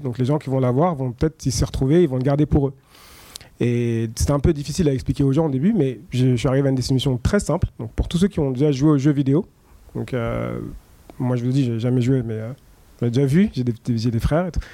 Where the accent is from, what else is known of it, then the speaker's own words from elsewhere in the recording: France; je suis français